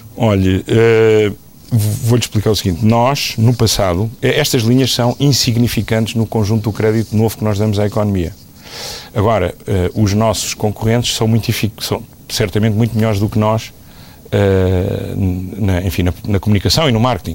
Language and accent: Portuguese; Portugal; como português, como contribuinte